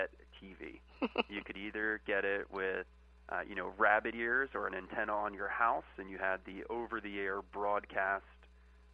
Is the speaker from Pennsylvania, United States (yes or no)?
no; Annapolis, Maryland, United States; moved away as an adult; now in Washington, D.C., United States; I'm originally from Annapolis, Maryland